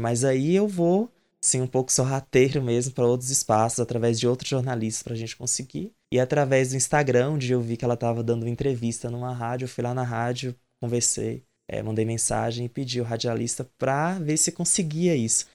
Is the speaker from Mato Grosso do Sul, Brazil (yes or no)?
no; interior of Bahia, Brazil; moved away as an adult; also born or lived in Ouro Preto / Mariana; voltei para Bahia, para o interior, onde eu nasci